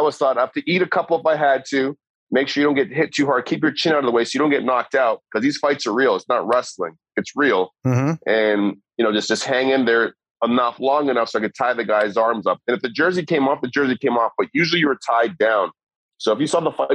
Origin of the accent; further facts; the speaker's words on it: Toronto, Ontario, Canada; growing up in Toronto